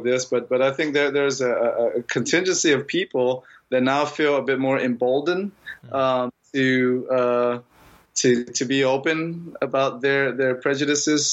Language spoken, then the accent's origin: English; Laos; moved away; I'm from Laos